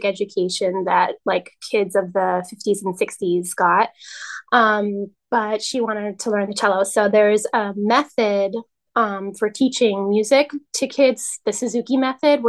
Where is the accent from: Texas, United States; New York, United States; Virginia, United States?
New York, United States; New York City; moved away as an adult; now in Albany, United States; I live in Albany, New York now, and I'm originally from the Upper West Side of Manhattan